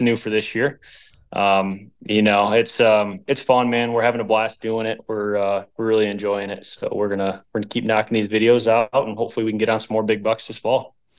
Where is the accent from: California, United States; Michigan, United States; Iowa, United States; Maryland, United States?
Michigan, United States; We're all from Michigan